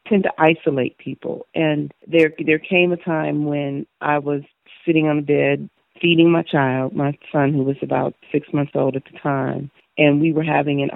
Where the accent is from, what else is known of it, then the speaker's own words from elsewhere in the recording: Chicago, Illinois, United States; moved away as an adult; now in Knoxville, United States; I'm originally from Chicago, Illinois. Lived there for 47 years. I relocated down to Knoxville about 5 years ago this January.